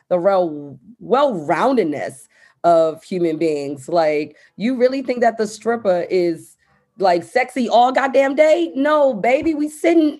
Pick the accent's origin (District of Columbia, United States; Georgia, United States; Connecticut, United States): District of Columbia, United States; Washington; I'm coming from Southeast DC